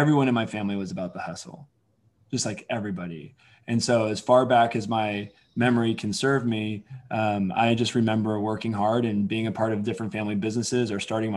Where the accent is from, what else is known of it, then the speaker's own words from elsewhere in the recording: Alameda, California, United States; also born or lived in Oakland, California; I grew up in Alameda, California, which obviously a tiny island in the Bay Area